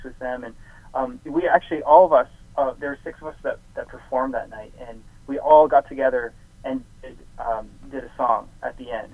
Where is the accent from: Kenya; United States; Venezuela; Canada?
Canada; being a Canadian and having you know my songs be produced in Canada